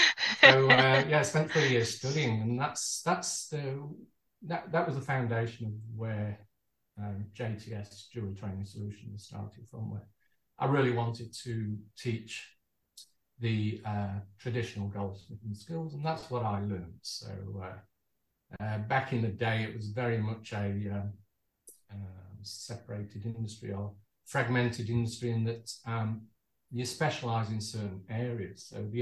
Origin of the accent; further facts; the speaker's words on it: Manchester, North West England, United Kingdom; moved away as an adult; also born or lived in Birmingham; now in Perth, Australia; I'm from Manchester originally, so I grew up there, and my dad was a watchmaker